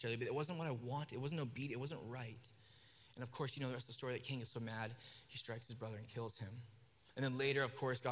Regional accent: Kelowna, British Columbia, Canada; where I grew up in Kelowna

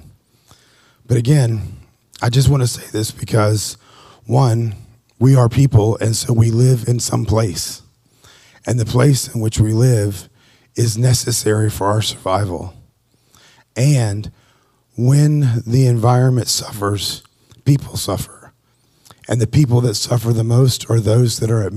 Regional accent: Appalachian Mountains, United States; I grew up in the Appalachia Mountains

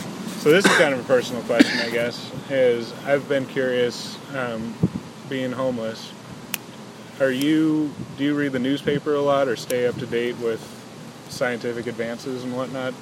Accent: Stanwood, Washington, United States; born or raised there; now in Bellingham, United States

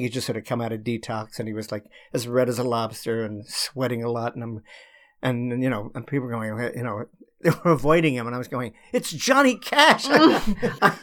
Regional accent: Australia; now in United States; I'm from Australia originally

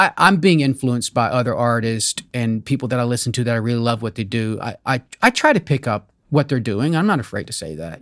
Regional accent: Kentucky, United States; English is a second language; also born or lived in Amish community (birthplace unspecified); my home state, Kentucky. Mm-hmm. Even though I wasn't born here, I call it home because I grew up here

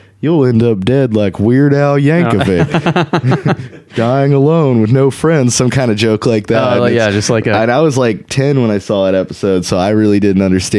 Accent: Texas, United States

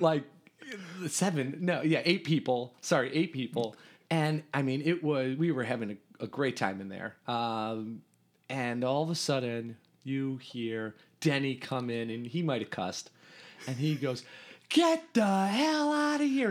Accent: Riverwoods, Illinois, United States; I grew up in Riverwoods

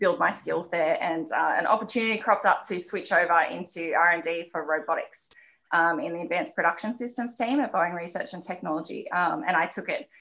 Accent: Canberra, Australian Capital Territory, Australia; I grew up in Canberra, the youngest of five

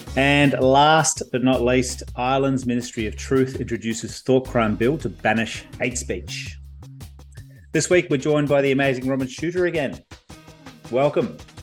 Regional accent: Victoria, Australia; moved away; I come from Victoria originally

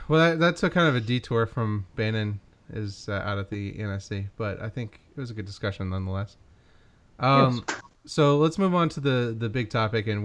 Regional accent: Kentucky, United States; growing up in Kentucky

